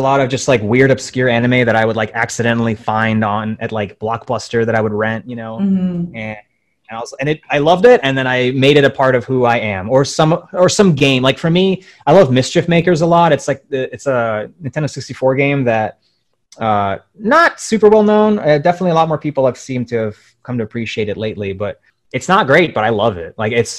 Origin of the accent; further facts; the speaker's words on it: Ukraine; born there; moved away; I was born in Ukraine and I'm a immigrant. And so like, I grew up watching a lot of Russian cartoons